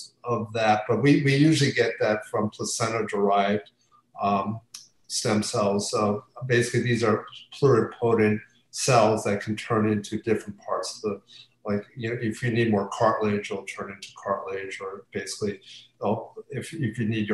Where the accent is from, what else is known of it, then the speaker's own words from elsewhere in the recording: near Philadelphia, Pennsylvania, United States; I grew up in near Philadelphia